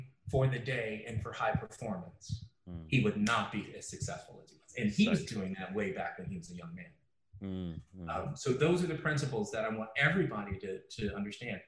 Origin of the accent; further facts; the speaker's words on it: Chicago, Illinois, United States; I grew up in Chicago